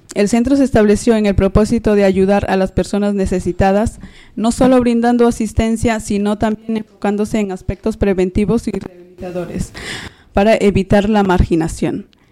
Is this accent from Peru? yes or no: yes; Peru; now in Madrid, Spain; soy una persona inmigrante, de, soy de Perú